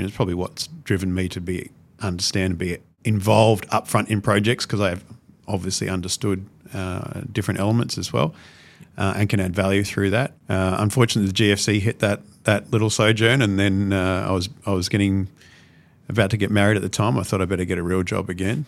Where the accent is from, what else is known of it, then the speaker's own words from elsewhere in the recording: Brisbane, Queensland, Australia; I'm a Brisbane boy